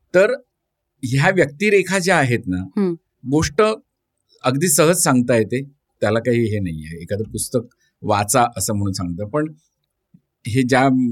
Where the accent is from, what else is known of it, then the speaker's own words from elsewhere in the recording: Chiplun, Maharashtra, India; now in Mumbai, India; मी कोकणातला आहे मी गुहागर चिपळूण चिपळूणला माझा जन्म झाला